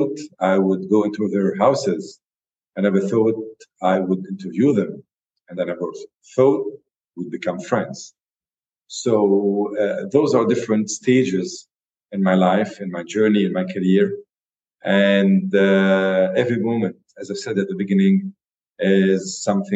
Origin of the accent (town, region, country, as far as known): Lebanon